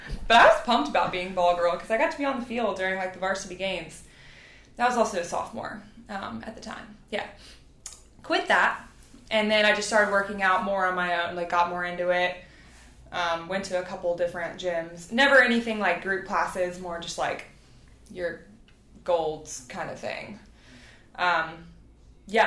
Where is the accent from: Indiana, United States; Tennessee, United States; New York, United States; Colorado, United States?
Tennessee, United States; also born or lived in Louisiana; after we moved from Louisiana to Tennessee, like, I started volleyball